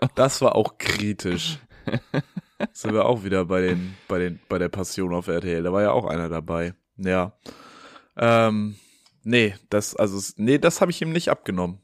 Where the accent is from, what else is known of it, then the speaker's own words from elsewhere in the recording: Hamburg, Germany; Ich war außerhalb Hamburgs und die Leute haben halt mitbekommen, ich bin aus Hamburg